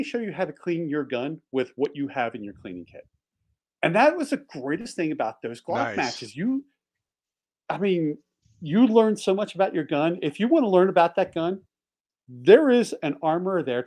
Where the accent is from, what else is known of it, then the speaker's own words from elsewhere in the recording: outside Philadelphia, Pennsylvania, United States; also born or lived in Delaware; now in Montana, United States; I grew up outside Philly.